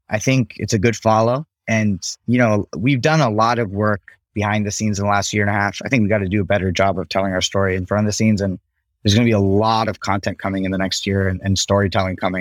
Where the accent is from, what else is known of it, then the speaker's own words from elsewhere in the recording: United States; growing up as an Indian American